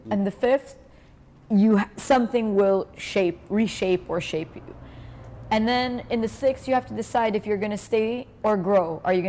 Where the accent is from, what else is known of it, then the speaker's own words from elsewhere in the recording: Canada; I am Canadian